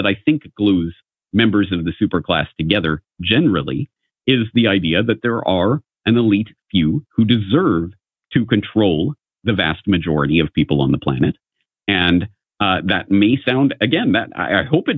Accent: Canada; from my own upbringing, being a Canadian, I was always steeped in essentially propaganda

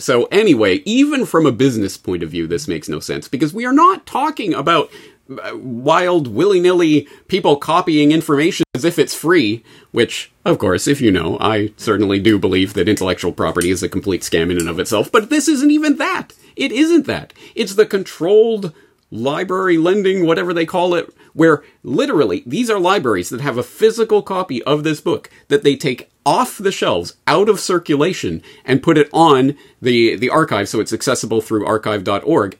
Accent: Canada; speaking as a Canadian

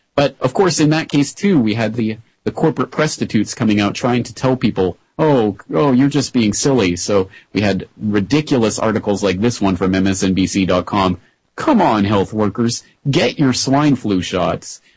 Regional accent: Calgary, Alberta, Canada; Calgary, my hometown in Canada

